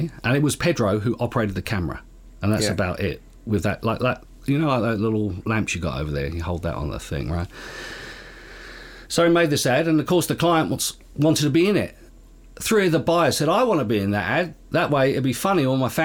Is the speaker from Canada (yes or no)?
no; Perth, Western Australia, Australia; growing up in Perth, print was the main medium